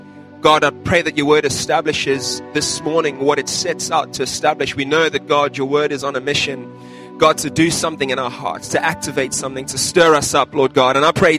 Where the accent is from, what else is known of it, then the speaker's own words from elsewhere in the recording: South Africa; When I was growing up in South Africa